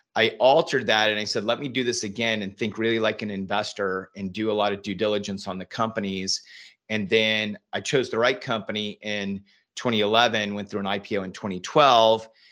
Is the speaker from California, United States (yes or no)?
yes; Northern California, United States; moved away as an adult; also born or lived in Silicon Valley; now in Austin, United States; I grew up in Northern California